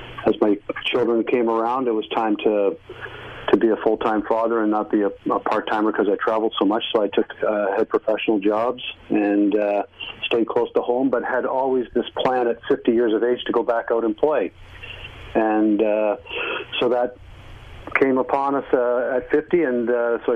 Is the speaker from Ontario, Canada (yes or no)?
yes; Niagara Peninsula, Ontario, Canada; I grew up in the Niagara Peninsula